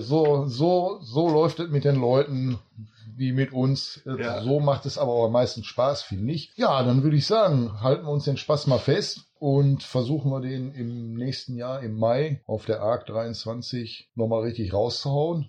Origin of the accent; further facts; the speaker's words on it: Duisburg, North Rhine-Westphalia, Germany; Ich bin in Duisburg geboren